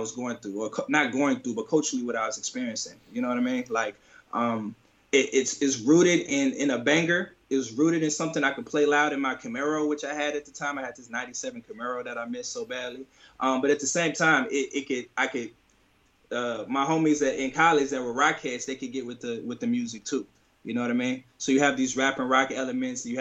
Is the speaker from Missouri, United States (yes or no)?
yes; St. Louis, Missouri, United States; moved away as an adult; St. Louis, which is my hometown, which is where I was first 25 years of my life.